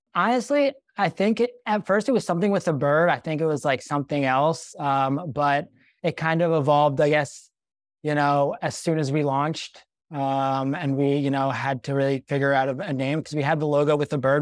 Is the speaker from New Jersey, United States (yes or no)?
yes; Cherry Hill, New Jersey, United States; moved away as an adult; also born or lived in Israel; I grew up in Cherry Hill, New Jersey, the small suburb outside of Philadelphia.